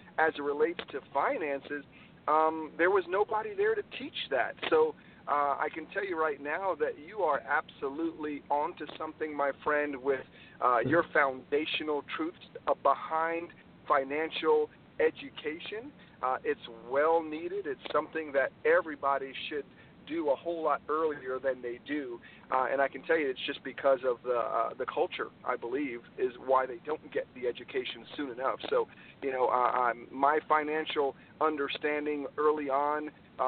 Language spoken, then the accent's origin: English; New York, United States; also born or lived in Trinidad and Tobago; I was born in the islands, Trinidad and Tobago. Moved to New York with my family when I was about 6 years old. So I grew up in New York